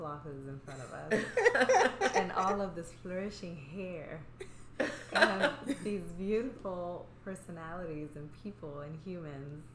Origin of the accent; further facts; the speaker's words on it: Newark, New Jersey, United States; I found myself in Newark, New Jersey, where it's my hometown